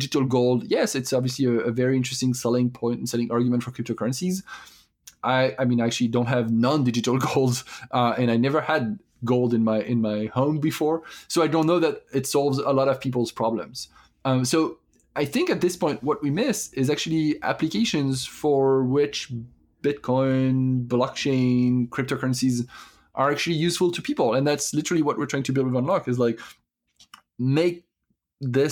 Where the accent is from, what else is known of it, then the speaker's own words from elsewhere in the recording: France; accent: French; English is a second language; now in United States; I'm French, as you might have guessed with my accent at this point, and I live in the US